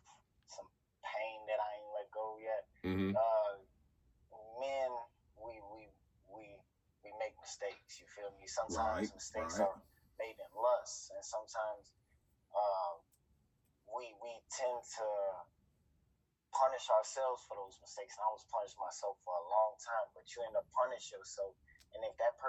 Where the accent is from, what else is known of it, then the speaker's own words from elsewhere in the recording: Hammond, Indiana, United States; moved away as an adult; also born or lived in Gary, Indiana; now in Davenport, United States; I'm from Hammond, Indiana, originally. I'm a part raised in Gary, and then I moved out to Davenport, Iowa, right after, like, high school.